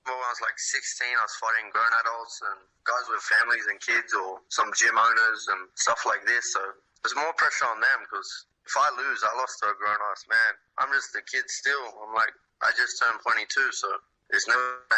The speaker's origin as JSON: {"language": "English", "town": "Sydney", "region": "New South Wales", "country": "Australia", "tie": "born or raised there", "said": "growing up in Western Sydney"}